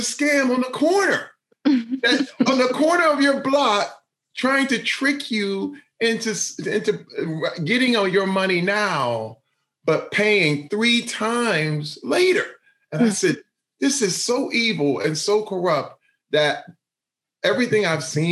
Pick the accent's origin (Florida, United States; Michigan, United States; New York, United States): Michigan, United States; Flint; Growing up in Flint, Michigan, I was pretty poor.